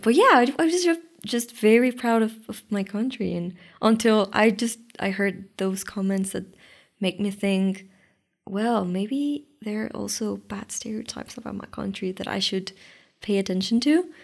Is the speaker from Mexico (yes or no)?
yes; Mexico